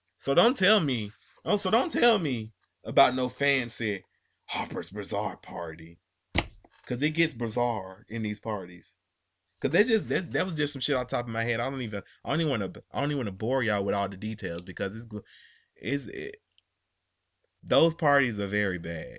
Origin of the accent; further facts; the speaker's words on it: New York, United States; I'm from New York